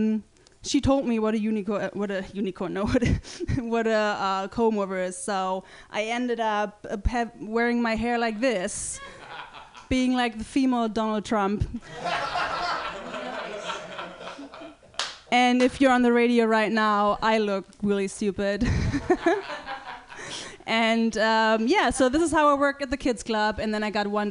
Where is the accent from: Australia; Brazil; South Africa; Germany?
Germany; English is a second language; now in San Francisco, United States; I'm from Germany